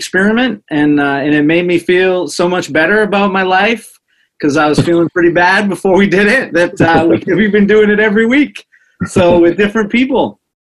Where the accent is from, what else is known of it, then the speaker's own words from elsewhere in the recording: Dover, New Hampshire, United States; joining us from my hometown, Kevin Watson Brazilian Jiu-Jitsu in Dover, New Hampshire.